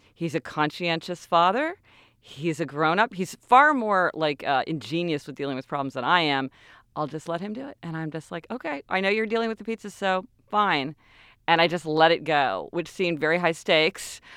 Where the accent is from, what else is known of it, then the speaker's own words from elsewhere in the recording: Kansas City, Missouri, United States; moved away; we're from Kansas City, and, you know, there, we both grew up there our whole lives